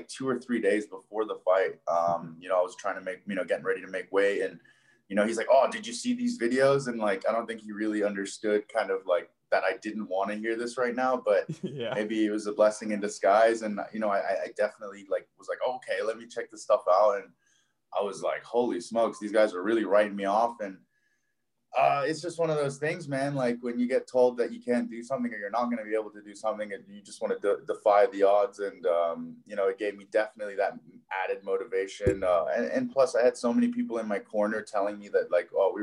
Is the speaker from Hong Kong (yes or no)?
yes; Hong Kong; moved away as an adult; also born or lived in Buffalo, New York / Florida; now in Las Vegas, United States; I was born and raised there